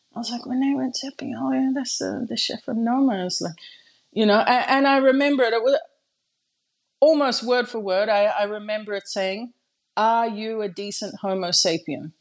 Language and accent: English; Australia; now in Japan; I am an Australian girl living in Japan with a Dutch passport.